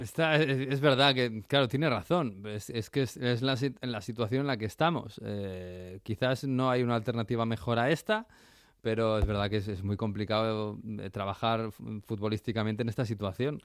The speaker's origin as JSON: {"language": "Spanish", "country": "Spain", "said": "en España somos muy de Navidad"}